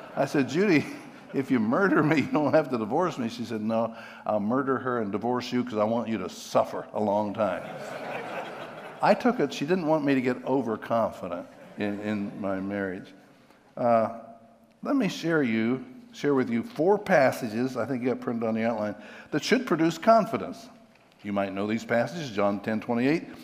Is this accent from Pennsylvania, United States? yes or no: yes; Pennsylvania, United States; I'm from Pennsylvania